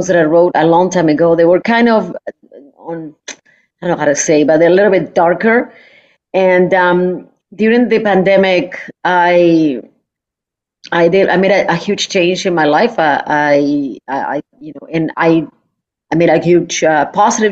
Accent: Uruguay; now in Toronto, Canada; I'm from Uruguay

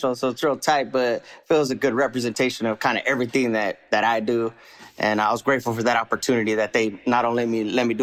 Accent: California, United States; I grew up here in California, you know, Califas

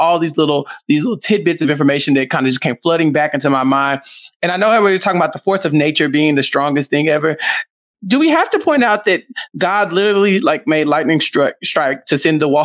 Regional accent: Texas, United States; I'm from Texas.

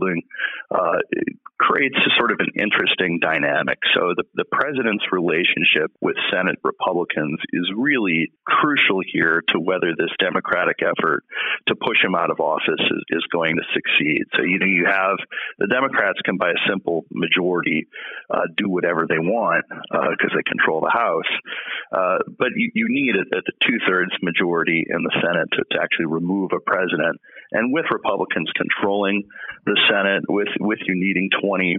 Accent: Boston, Massachusetts, United States; moved away as an adult; also born or lived in Ohio; now in Washington, D.C., United States; I grew up in Boston.

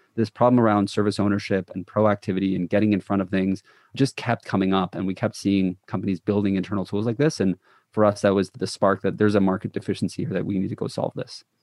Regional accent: Toronto, Ontario, Canada; I'm from the Toronto area.

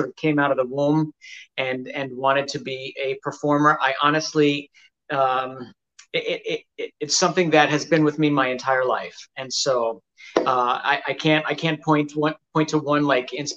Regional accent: New York City, New York, United States; I'm from New York. I was mm-hmm. born and raised in the Bronx.

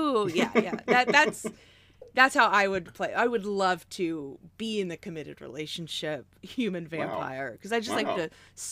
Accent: Oklahoma, United States; was raised in Oklahoma, so I kind of describe myself like the South or the Midwest, depending on

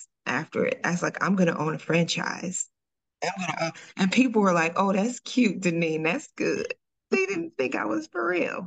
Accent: Dayton, Ohio, United States; now in Cincinnati, United States; I'm originally from Dayton, Ohio, but I moved to Cincinnati. I've been here almost 30 years.

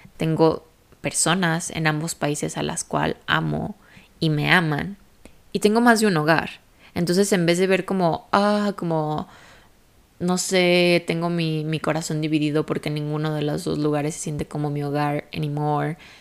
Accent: Guadalajara, Jalisco, Mexico; moved away as an adult; also born or lived in United States / Europe; Yo literalmente viví toda mi vida en la misma ciudad, soy de Guadalajara, México.

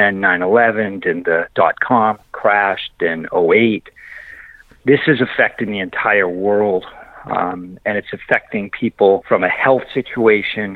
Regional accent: Massachusetts, United States; now in Texas, United States; I grew up in Massachusetts. I now live in Texas, so I talk funny

